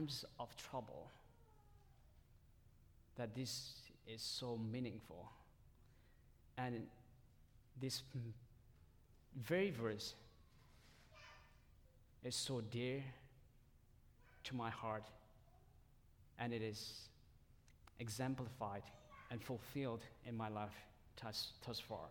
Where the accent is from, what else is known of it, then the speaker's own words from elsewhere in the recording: Myanmar; first language Tedim (Zomi); English is a second language; moved away; that's my mother tongue. And I came from one of the minority groups from Burma. And it's called Tedim language or Zomi language